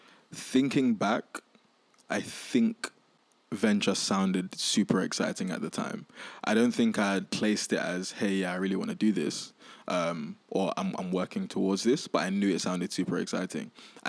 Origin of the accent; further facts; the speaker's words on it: Nigeria; And then I was like, look, I'm Nigerian. Like, there's a lot happening in Nigeria at the moment.